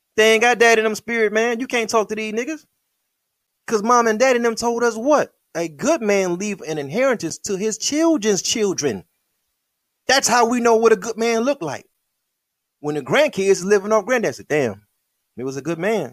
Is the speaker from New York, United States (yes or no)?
no; Michigan, United States; I'm from Michigan